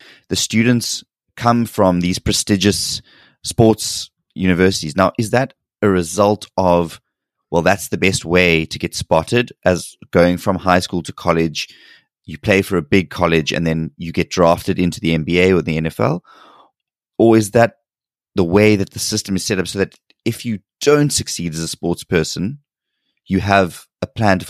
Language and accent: English; South Africa; I'm a South African, so our system is very different to yours in terms of sports and going to college, or we call it university or varsity.